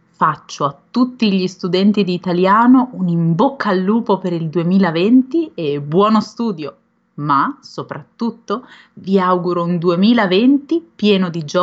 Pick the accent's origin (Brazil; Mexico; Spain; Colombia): Mexico; de México.